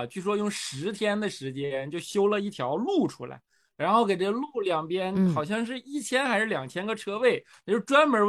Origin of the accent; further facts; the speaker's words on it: Northeast China, China; 你就咱们老家都东北的，